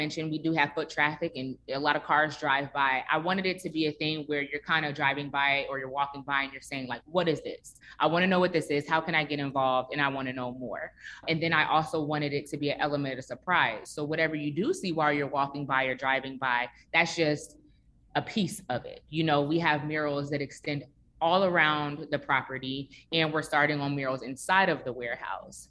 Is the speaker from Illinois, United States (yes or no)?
yes; Chicago, Illinois, United States; now in Atlanta, United States; I am originally from Chicago and I grew up very, very close to my neighbors in my neighborhood as well